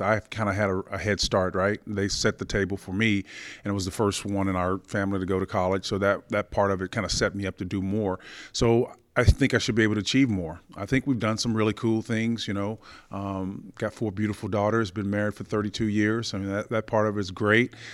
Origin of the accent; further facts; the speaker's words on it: Oklahoma, United States; growing up in Oklahoma